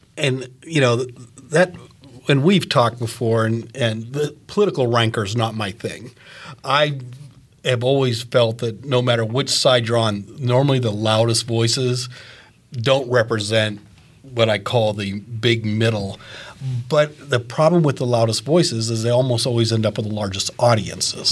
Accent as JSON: {"language": "English", "region": "Maine", "country": "United States", "tie": "born or raised there", "moved": "yes", "lives_now": "Fishers, United States", "said": "I grew up in Maine"}